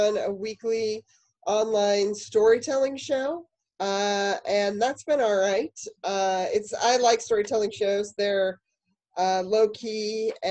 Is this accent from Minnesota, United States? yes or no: no; Denver, Colorado, United States; moved away; also born or lived in Lowell, Massachusetts; I'm originally from Denver